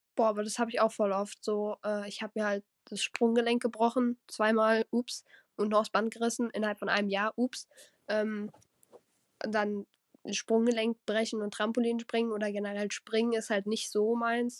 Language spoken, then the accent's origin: German; Rhineland-Palatinate, Germany; Ich komme aus Rheinland-Pfalz